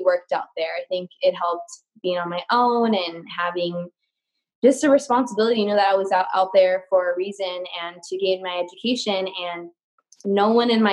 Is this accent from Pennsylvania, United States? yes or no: no; Covina, California, United States; I'm from Covina, California, so it's very special to be serving the community that's done so much for me and my hometown, where I went to elementary school, middle school, high school